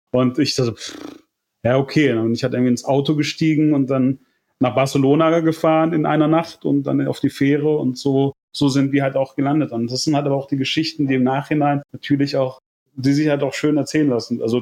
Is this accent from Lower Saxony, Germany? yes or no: yes; Hannover, Lower Saxony, Germany; now in Mallorca, Spain; äh, eigentlich komme ich aus Hannover